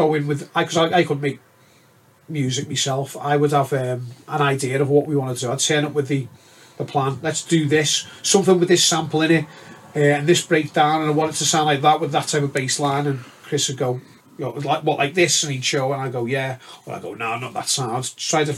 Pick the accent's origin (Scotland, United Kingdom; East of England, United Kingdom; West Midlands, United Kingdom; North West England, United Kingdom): North West England, United Kingdom; Liverpool; We are patriotic about our city. We do support our own. We go to our own events. You know, we've always been like that as Scousers.